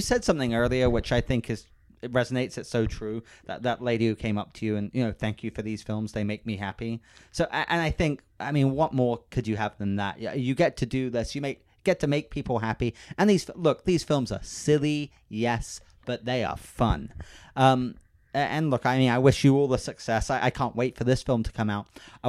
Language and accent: English; United Kingdom; I have to say this first as well. I'm British, so I don't want anyone to beat me up.